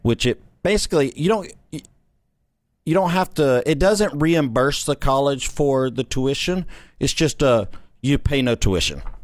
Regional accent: Corrigan, Texas, United States; I grew up in that small town

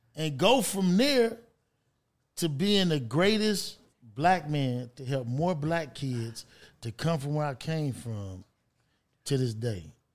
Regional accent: Los Angeles, California, United States; I was born in California.

